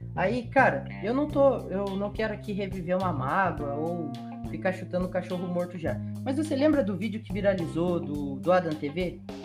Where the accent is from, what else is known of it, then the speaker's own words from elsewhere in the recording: Brazil; eu sou brasileiro